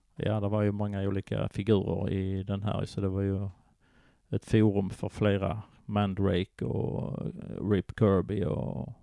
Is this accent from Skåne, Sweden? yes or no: yes; Köpingebro, Skåne, Sweden; also born or lived in Simrishamn / Kåseberga / Malmö; sen hamnade jag i Kvarnby i Malmö innan jag hamnade i Köpingebro utanför Ystad. Så där växte jag upp sen under min skoltid